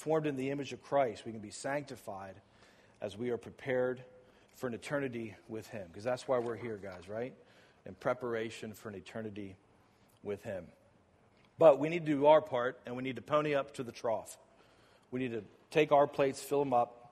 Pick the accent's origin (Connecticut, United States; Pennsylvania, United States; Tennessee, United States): Pennsylvania, United States; Lancaster; also born or lived in Phoenix, Arizona; now in Lancaster, United States; I'm from Lancaster, as you guys know